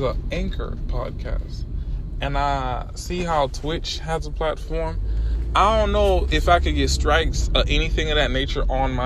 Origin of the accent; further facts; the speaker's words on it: Miami, Florida, United States; I'm from Miami